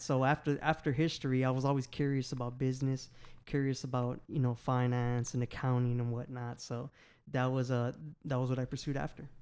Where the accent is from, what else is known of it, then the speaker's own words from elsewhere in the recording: Houston, Texas, United States; I'm from Houston, Texas, born and raised